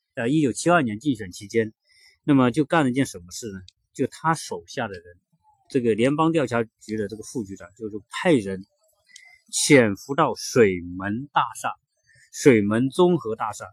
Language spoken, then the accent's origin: Chinese; China; 我们中国人